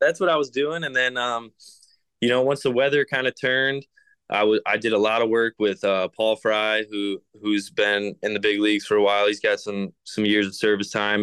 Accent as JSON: {"language": "English", "town": "Detroit", "region": "Michigan", "country": "United States", "tie": "born or raised there"}